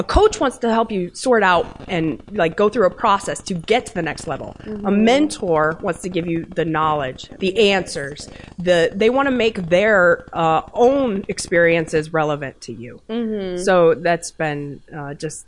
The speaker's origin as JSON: {"language": "English", "region": "Kansas", "country": "United States", "tie": "born or raised there", "also_born_or_lived": "New York", "moved": "as an adult", "said": "I'm from Kansas originally"}